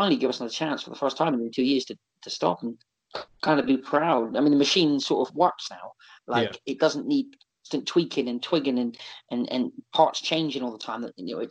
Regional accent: South West England, United Kingdom; now in Exeter, United Kingdom; I'm from the South through and through. You know, if there was like a turf war, I'm a Southern man

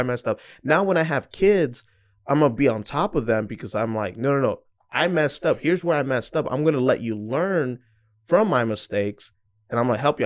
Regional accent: Georgia, United States; also born or lived in New York; I was born in New York and moved to Georgia. I didn't get a say, I was just a kid.

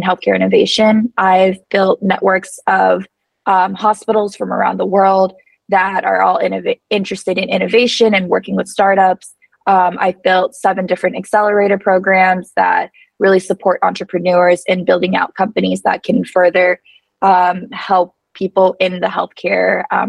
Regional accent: United States; now in Mexico; I'm an American

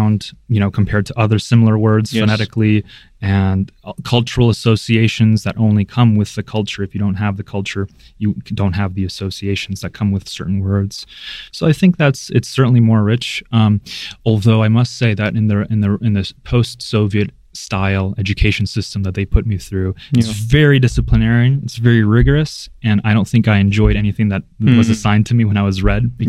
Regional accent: United States; also born or lived in Belarus; I was only a few years old, I think two or maybe even less, when my parents moved to the States.

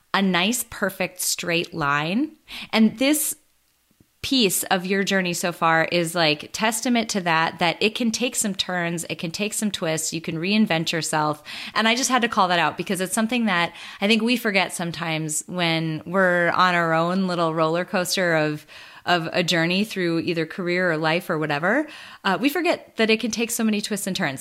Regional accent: Midwest, United States; I grew up in the Midwest. My the majority of my life I've spent here

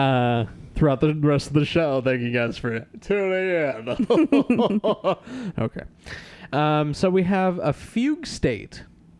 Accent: Cleveland, Ohio, United States; And I said, "Maybe so, but I'm from Cleveland."

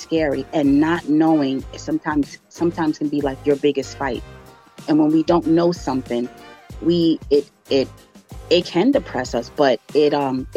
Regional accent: New York, United States; I'm a New Yorker to the heart. I left New York for a little bit

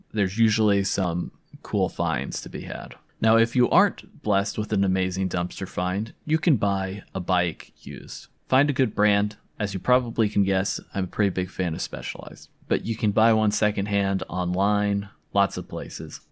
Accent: California, United States; moved away as an adult; also born or lived in Provo, Utah (BYU); I'm from California

